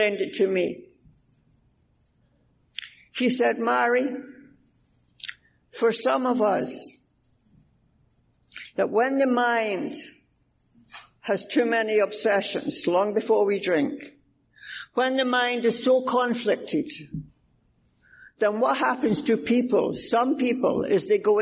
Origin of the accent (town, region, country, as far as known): Scotland, United Kingdom; moved away